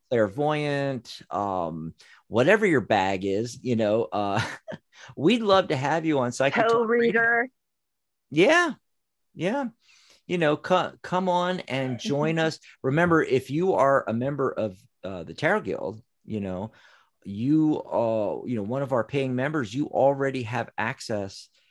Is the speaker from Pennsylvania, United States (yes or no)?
yes; Pennsylvania, United States; now in Tucson, United States; where we're originally from